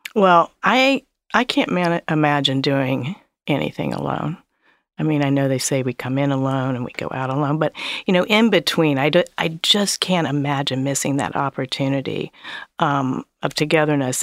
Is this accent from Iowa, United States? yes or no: no; Columbus, Ohio, United States; I grew up in Columbus, Ohio